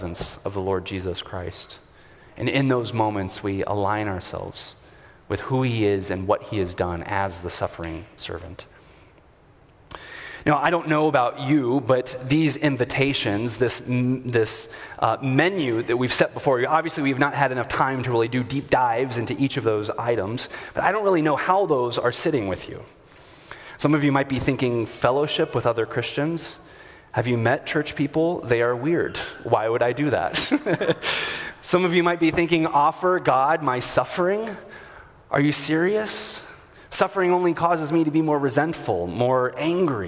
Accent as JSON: {"language": "English", "country": "United States", "said": "As comfortable American Anglicans"}